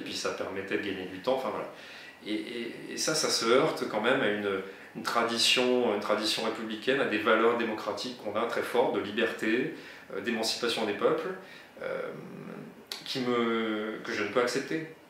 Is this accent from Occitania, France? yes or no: yes; Narbonne, Occitania, France; je suis de Narbo Marcius, mais également du pays Qatar